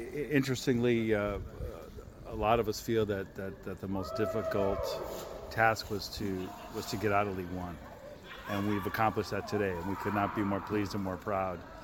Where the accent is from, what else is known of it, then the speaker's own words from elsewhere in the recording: United States; as an American